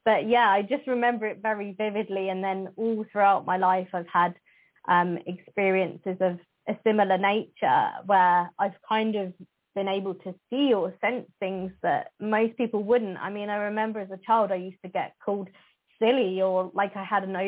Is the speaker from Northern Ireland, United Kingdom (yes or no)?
no; Northamptonshire, East Midlands, United Kingdom; Northamptonshire is my hometown. So I have spent most of my life here